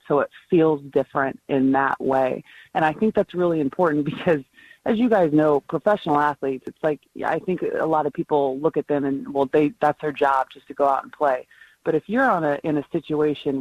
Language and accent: English; Oregon-Nevada border, California, United States; also born or lived in Lakeview, Oregon; I grew up like right on the Oregon-Nevada border